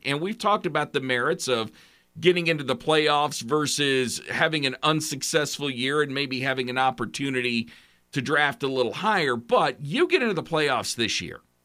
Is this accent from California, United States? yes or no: no; Oklahoma, United States; my state, my home state